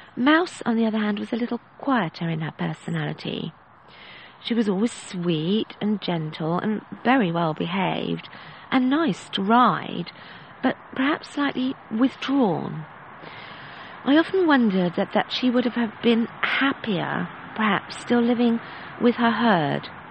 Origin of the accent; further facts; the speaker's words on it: England, United Kingdom; Being English